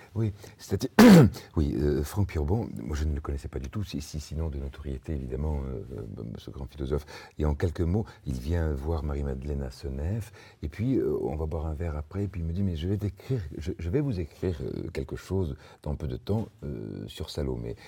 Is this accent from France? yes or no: no; Spain; je suis espagnol